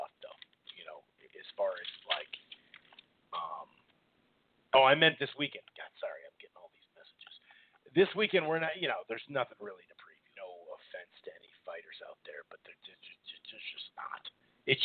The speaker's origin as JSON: {"language": "English", "region": "Minnesota", "country": "United States", "said": "I'm from Minnesota, up here in the upper Midwest here"}